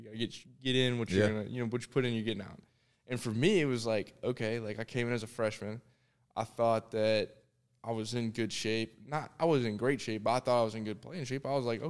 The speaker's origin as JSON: {"language": "English", "town": "Thompson Station", "region": "Tennessee", "country": "United States", "tie": "born or raised there", "also_born_or_lived": "Sarasota, Florida", "said": "I was born in Sarasota, Florida, but I consider myself a Tennessean."}